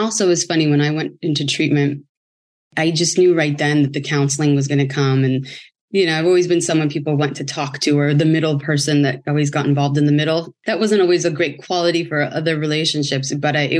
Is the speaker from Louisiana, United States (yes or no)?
no; San Francisco, California, United States; moved away as an adult; now in Los Angeles, United States; I'm from San Francisco, moved